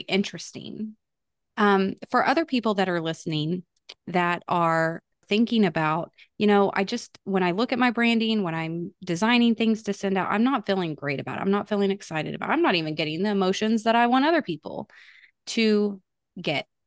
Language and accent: English; Texas, United States; I am from Texas, born and raised in Texas